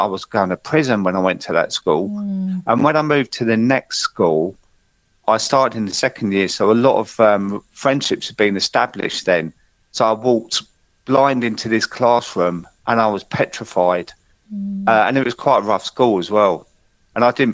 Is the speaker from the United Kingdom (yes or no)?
yes; Croydon, London, United Kingdom; I grew up in Croydon, and my mum worked in the local factory